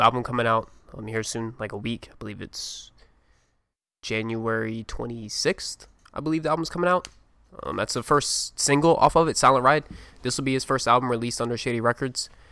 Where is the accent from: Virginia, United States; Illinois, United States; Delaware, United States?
Virginia, United States; me and Colin are from Virginia. We're both from Virginia.